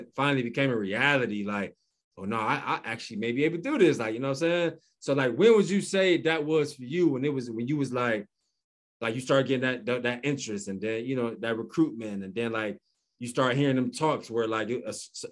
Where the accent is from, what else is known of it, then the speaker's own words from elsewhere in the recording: Cleveland, Ohio, United States; we grew up in Cleveland